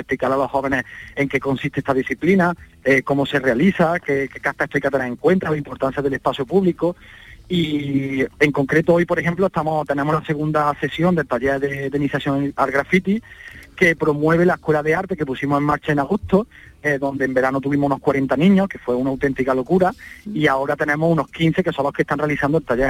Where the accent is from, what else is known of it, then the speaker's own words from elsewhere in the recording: Baena, Andalusia, Spain; he decidido quedarme en mi pueblo, en Baena